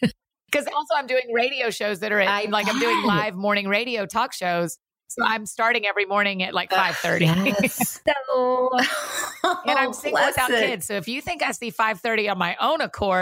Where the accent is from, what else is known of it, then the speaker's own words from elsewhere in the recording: Atlanta, Georgia, United States; now in Nashville, United States; We grew up in Atlanta.